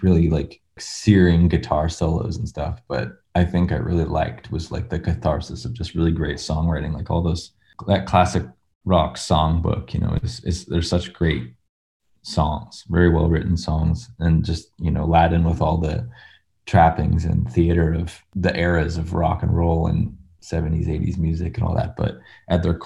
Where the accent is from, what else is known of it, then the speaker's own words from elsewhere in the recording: North Saanich, British Columbia, Canada; I grew up north of capital city of BC, Victoria, in a little town called North Saanich